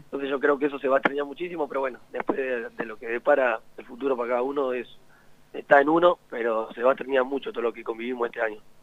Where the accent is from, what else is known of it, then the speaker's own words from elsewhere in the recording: La Plata, Buenos Aires Province, Argentina; now in Mendoza, Argentina; soy de La Plata